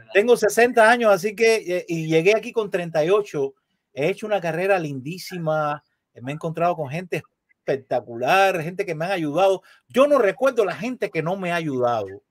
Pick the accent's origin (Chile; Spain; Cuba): Cuba; Matanzas; moved away as an adult; now in Miami, United States; Yo soy esencialmente un cubano y de Matanzas, la ciudad más linda de Cuba